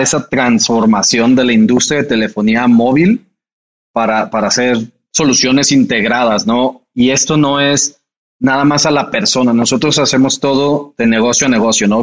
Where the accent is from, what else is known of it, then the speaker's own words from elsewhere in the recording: Jalisco, Mexico; en Jalisco, de donde yo soy